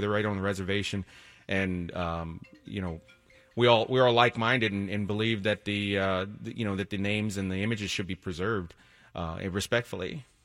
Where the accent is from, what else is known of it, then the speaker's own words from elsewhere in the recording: Washington, District of Columbia, United States; now in Connecticut, United States; I'm actually from Washington, D C originally.